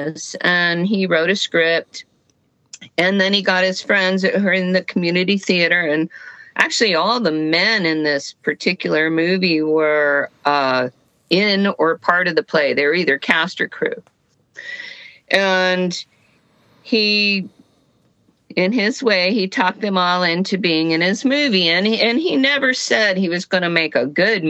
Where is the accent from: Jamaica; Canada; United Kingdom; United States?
United States; El Paso, Texas; when I was growing up in El Paso, Texas, in the 60s